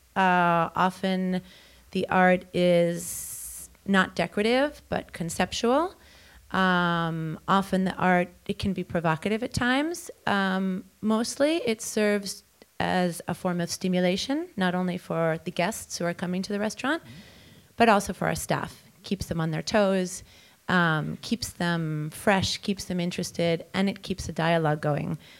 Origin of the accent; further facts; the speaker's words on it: New York, United States; growing up as a New Yorker